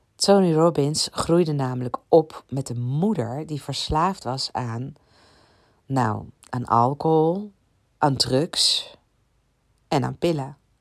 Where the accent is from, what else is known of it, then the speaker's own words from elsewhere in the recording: Ibiza, Balearic Islands, Spain; ik kom van Ibiza